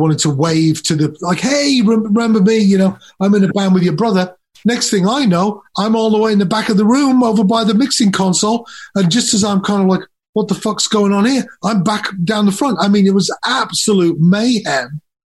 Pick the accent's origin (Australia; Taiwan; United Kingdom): United Kingdom; Nuneaton, West Midlands; born there; also born or lived in Leeds / Durham; So I was born in Nuneaton. We moved to Leeds, then from Leeds to Durham, and then I left home and I eventually moved to London